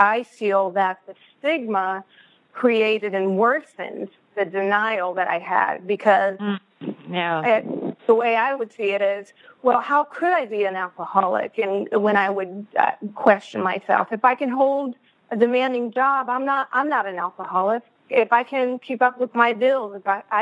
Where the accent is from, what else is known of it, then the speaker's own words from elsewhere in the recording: Boston, Massachusetts, United States; now in West Coast, United States; I'm originally from Boston, which some of you may pick up, and I'm now living on the West Coast.